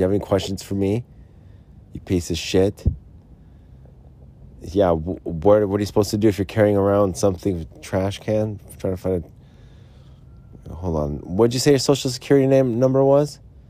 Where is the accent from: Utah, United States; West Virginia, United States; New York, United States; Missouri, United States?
Utah, United States; Yeah, look, I'm from Utah here.